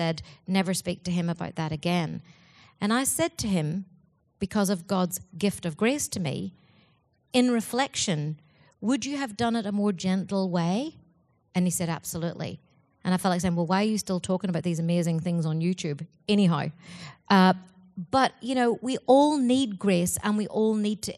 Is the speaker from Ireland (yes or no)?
yes; Ireland; Being Irish